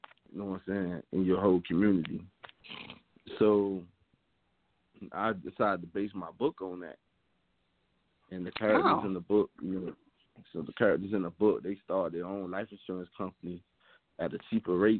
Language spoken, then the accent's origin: English; Miami, Florida, United States; I'm from Overtown, Miami, which is like one of the most like poorest neighborhoods in the city of Miami